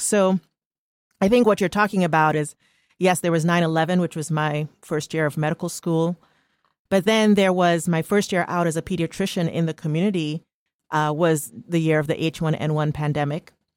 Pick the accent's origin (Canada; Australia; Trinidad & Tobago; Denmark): Trinidad & Tobago; now in United States; born and raised in Trinidad and Tobago